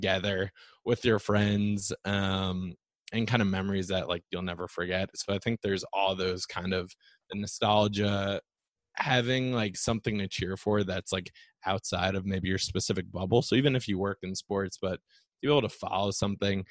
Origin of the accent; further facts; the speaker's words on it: New Jersey, United States; I grew up in New Jersey